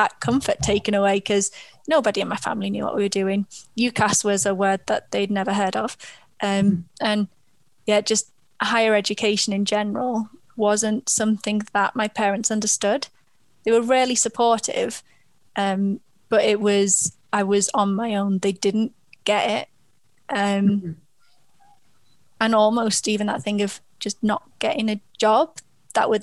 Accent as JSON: {"language": "English", "town": "Liverpool", "region": "North West England", "country": "United Kingdom", "said": "I'm from Liverpool"}